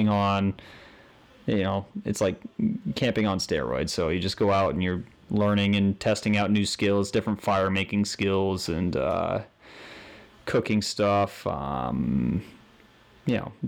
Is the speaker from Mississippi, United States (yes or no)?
no; Huntington, Vermont, United States; Born and raised in Vermont. I grew up in Huntington, Vermont, small rural town